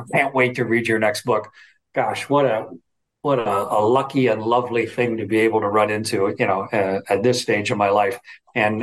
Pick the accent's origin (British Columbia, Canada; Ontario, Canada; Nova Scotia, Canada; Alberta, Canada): Ontario, Canada; Southern; a kid from on a farm, you know, where I grew up in Southern Ontario